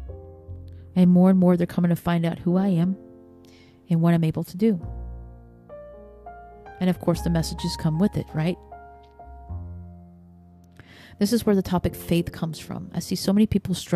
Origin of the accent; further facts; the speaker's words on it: the South, United States; growing up in the South